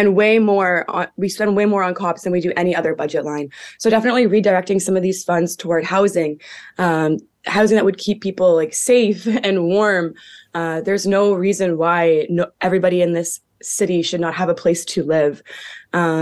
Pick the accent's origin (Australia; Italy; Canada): Canada; Hamilton, Ontario; born or raised there